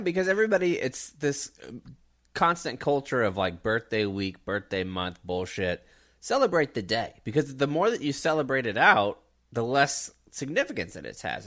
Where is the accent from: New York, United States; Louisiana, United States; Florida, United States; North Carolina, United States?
Florida, United States; Pensacola and Jacksonville; now in Texas, United States; I grew up in Pensacola and Jacksonville where you were twenty minutes to the beach at the most.